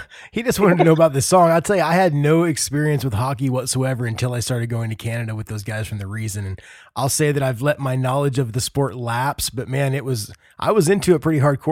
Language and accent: English; Indiana, United States; I'm from Indiana.